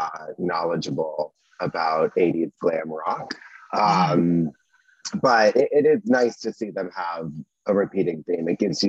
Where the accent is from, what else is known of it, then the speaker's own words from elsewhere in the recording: Georgia, United States; I grew up in Georgia.